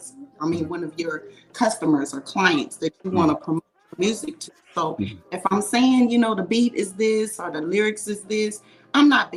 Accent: California, United States; I'm born and raised in California.

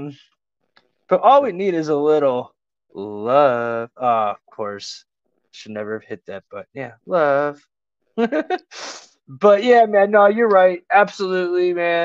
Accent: Cleveland, Ohio, United States; I'm from Ohio. I'm from Cleveland, but I'm in Ohio

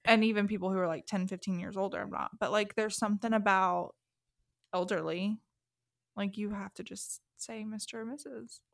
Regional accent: the South, Southern United States, United States; accent: southern; my southern accent comes out far more at home than in public

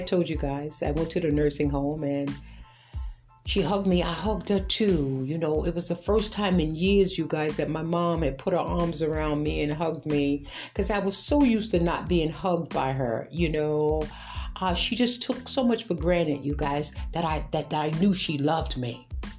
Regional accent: New York City, New York, United States; I grew up in Brooklyn, New York

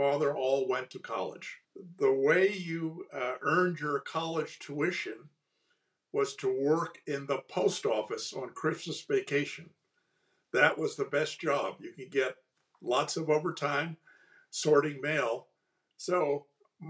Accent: East Coast, United States; moved away as an adult; now in California, United States; I grew up on the East Coast, so I'm truly a fake Californian. I came to California for 1 or 2 years in 1971

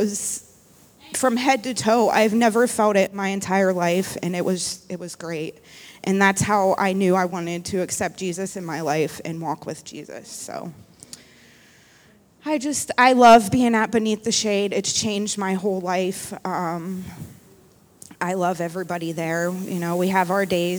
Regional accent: Akron, Ohio, United States; moved away as an adult; I'm from Akron, and I chose to come down here and start my life over

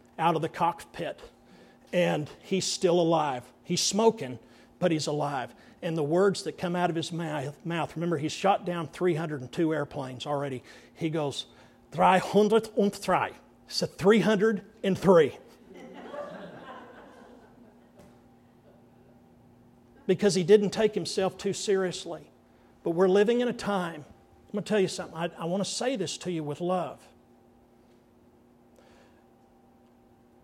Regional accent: Andrews, United States; growing up in Andrews

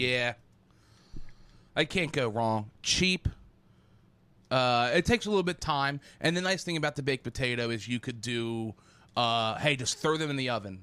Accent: United States; I'm American.

